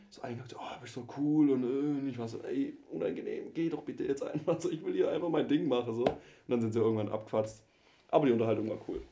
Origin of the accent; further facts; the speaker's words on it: Swabia, Germany; accent: Swabian; moved away; ich versuche meinen Dialekt echt ein bisschen zurückzuhalten. Ich glaube, die Hörerbare das höre, ich komme aus dem Schwabeländle.